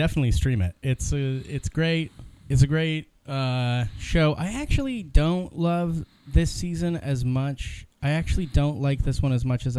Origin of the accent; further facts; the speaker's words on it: North Canton, Ohio, United States; also born or lived in Illinois; I'm from northeastern Ohio. I grew up in North Canton.